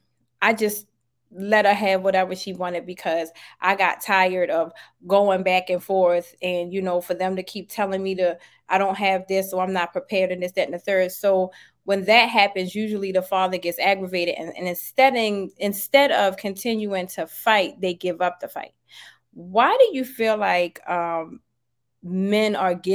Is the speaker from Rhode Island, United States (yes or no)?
no; Baltimore, Maryland, United States; now in Georgia, United States; I'm originally from Baltimore, Maryland